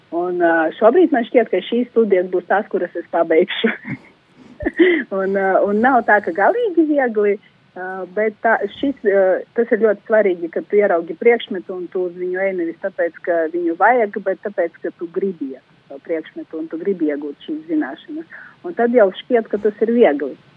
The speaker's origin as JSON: {"language": "Latvian", "town": "Daugavpils", "region": "Latgale", "country": "Latvia", "moved": "as an adult", "lives_now": "Rēzekne, Latvia", "said": "es no Daugavpils nāku"}